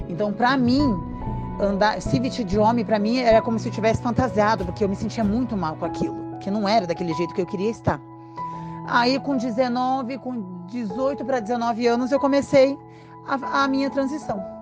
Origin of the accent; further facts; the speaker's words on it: Matinhos, Paraná, Brazil; also born or lived in Piraquara; Porque eu sou nascida em Piraquara, mas morei boa parte do meu tempo em Matinhos.